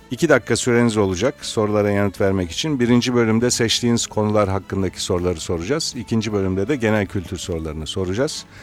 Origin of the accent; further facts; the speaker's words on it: Trabzon, Turkey; now in Istanbul, Turkey; Değilim ben Trabzonluyum.